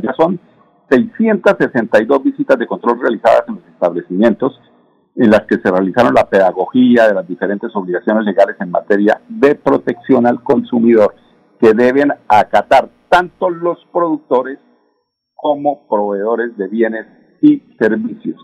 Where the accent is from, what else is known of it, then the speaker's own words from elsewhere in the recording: Colombia; somos todos de Colombia